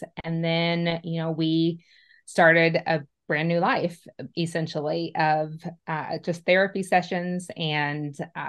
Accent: Indiana, United States; moved away as an adult; now in Nashville, United States; I am actually was born and raised a Hoosier. So I'm from Indiana

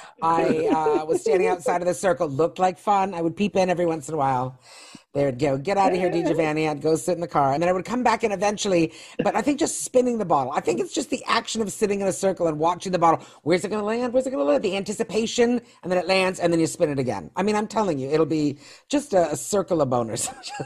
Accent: Canada; Okay, this is gonna be a little PG, but I'm Canadian.

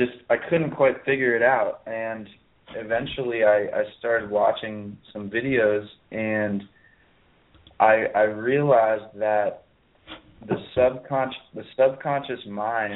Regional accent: Pittsburgh, Pennsylvania, United States; now in Ojai, United States; my hometown is on the East Coast, which me and my friends call Peaceburg, which is the parallel reality of Pittsburgh

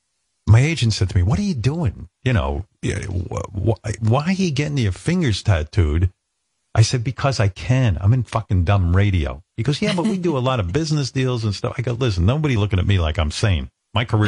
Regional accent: United States; as an American

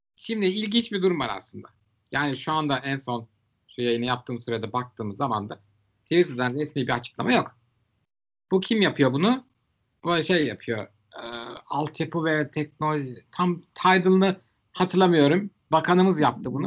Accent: Istanbul, Turkey; Ben İstanbullu olarak

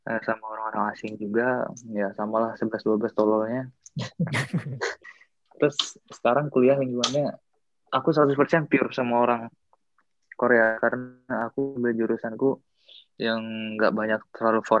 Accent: Indonesia; jadi aku orang Indo sendiri, yang lainnya orang-orang dari negara lain.

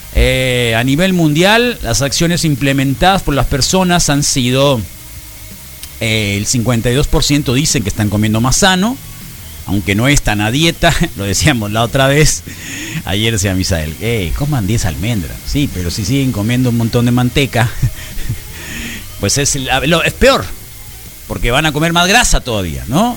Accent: Mexico; todos los mexicanos

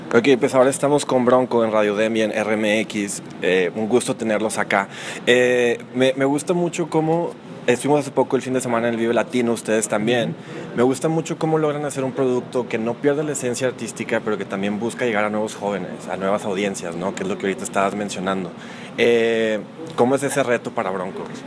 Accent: Marín, Nuevo León, Mexico; A mí me tocó crecer gran parte de mi adolescencia en Marín, Nuevo León

